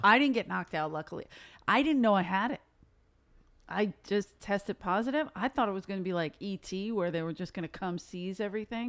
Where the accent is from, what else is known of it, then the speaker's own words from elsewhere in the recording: Philadelphia, Pennsylvania, United States; now in Los Angeles, United States; originally I'm from South Philly